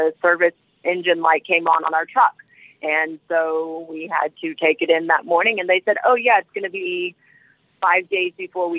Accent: Tallahassee, Florida, United States; also born or lived in Savannah, Georgia; now in Atlanta, United States; I grew up in Tallahassee, Florida, and then moved to Savannah for a little while, and I've been in the Atlanta

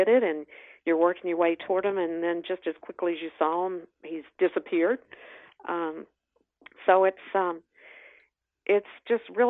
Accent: North Carolina, United States; growing up in North Carolina, my family visited the mountains every year.

